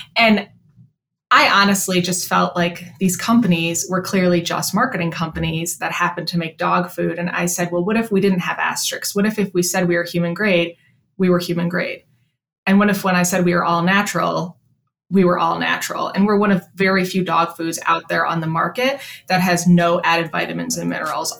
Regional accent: Chicago, Illinois, United States; moved away as an adult; also born or lived in New York City; I'm originally from Chicago

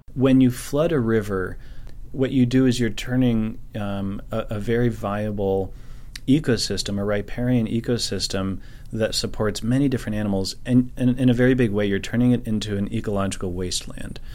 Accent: Nevada County, California, United States; I'm from Nevada County here, and, uh, third generation of my family to be here

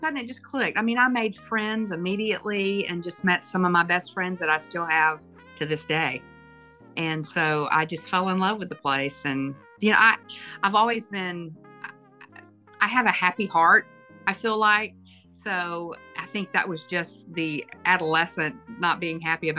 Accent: McCalla, Alabama, United States; growing up in McCalla

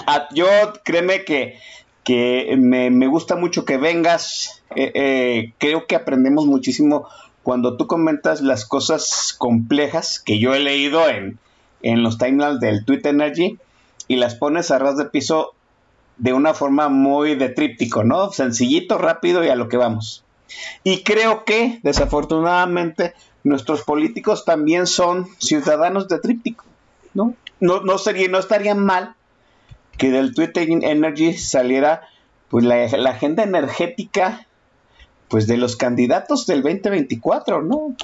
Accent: Mexico; somos mexicanos

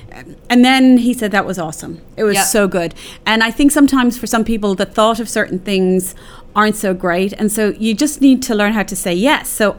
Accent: Cork, Munster, Ireland; I'm from Cork

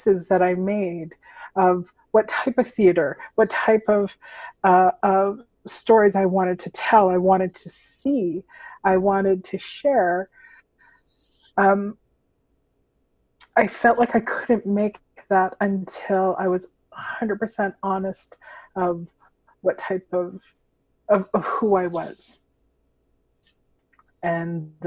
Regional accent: Alberta, Canada; There's very few of us here in Alberta. I know growing up, the hardest part about being in theater and in the skin that I'm in as a Filipino was that there were no Filipinos that I could see

